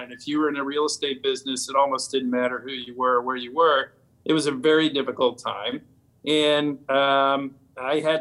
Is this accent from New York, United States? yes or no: no; Washington, District of Columbia, United States; I grew up in the Washington, D.C. area